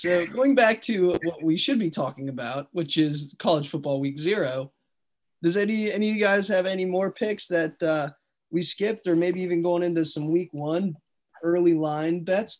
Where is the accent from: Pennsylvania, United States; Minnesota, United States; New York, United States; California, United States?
Minnesota, United States; moved away; I'm from Minnesota